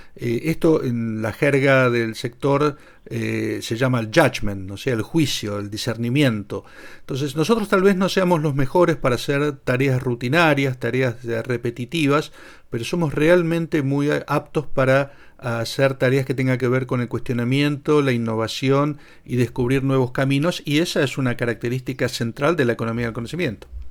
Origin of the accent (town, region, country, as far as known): Argentina